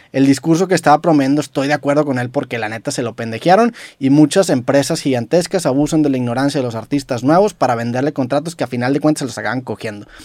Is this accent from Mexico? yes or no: yes; Mexico